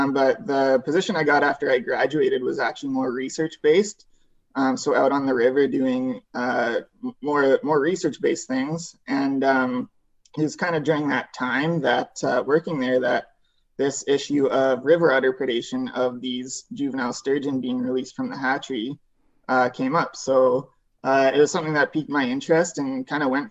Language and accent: English; Airdrie, Alberta, Canada; moved away as an adult; now in Prince George, Canada; So I grew up in Airdrie, Alberta, just north of Calgary.